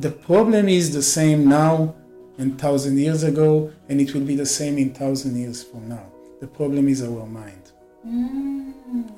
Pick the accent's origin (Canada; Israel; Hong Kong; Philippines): Israel; moved away as an adult; now in India; I grew up in Israel, and uh, like many people in Israel, I went to the army